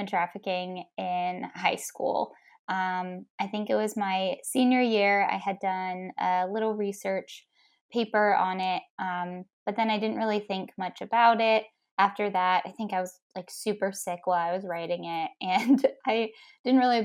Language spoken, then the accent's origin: English; Ohio, United States; also born or lived in Tennessee; I was from Ohio.